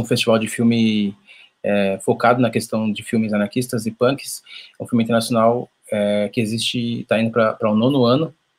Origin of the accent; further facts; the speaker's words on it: São Paulo, Brazil; sou de São Paulo, zona norte de São Paulo, Brasilândia